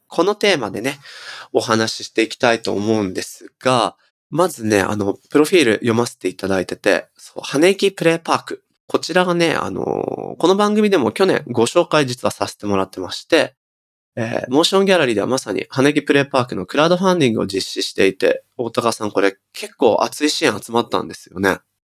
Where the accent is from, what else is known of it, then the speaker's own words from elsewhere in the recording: Nagoya, Aichi, Japan; 僕はね僕は地元名古屋なんですけど